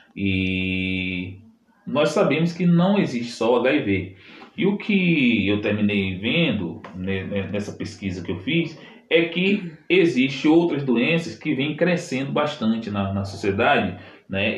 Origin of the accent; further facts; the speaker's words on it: Salvador, Bahia, Brazil; eu sou de Salvador